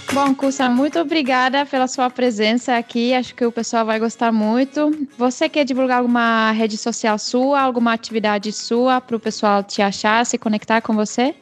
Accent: Czechia; now in Brazil; a minha terra natal

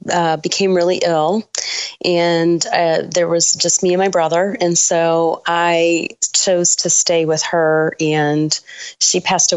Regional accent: Sterling Heights, Michigan, United States; Sterling Heights, Michigan.

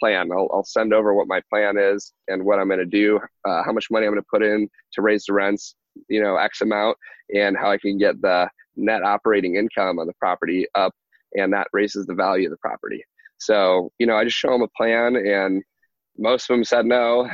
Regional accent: Michigan, United States; moved away as an adult; now in Texas, United States; in Michigan where I grew up

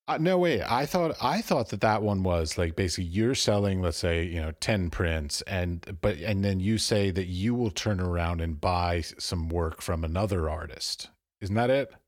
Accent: United States; moved away as an adult; also born or lived in Europe; I was born and raised in America

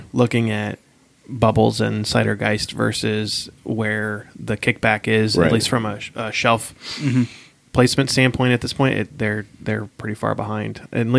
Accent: Columbus, Ohio, United States; I'm in Columbus all the time. I'm from Columbus

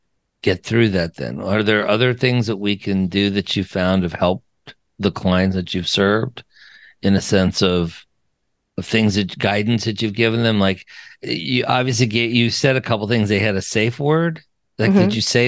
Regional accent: Wyoming, United States; Oh, I'm from Wyoming, for God's sake.

